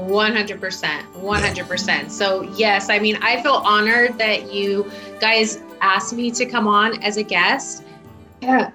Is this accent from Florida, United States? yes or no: no; Southern California, United States; also born or lived in Houston, Texas; I still consider myself SoCal because we moved back out here when I was still really young, before I even started kindergarten.